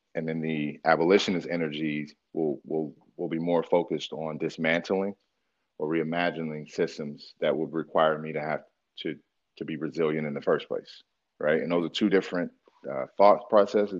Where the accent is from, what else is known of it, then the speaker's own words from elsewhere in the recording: Philadelphia, Pennsylvania, United States; moved away; also born or lived in Georgia / Milwaukee, Wisconsin / Anchorage, Alaska; I grew up in Philadelphia. I grew up between Philadelphia and Dirt Road, Georgia, and then I was here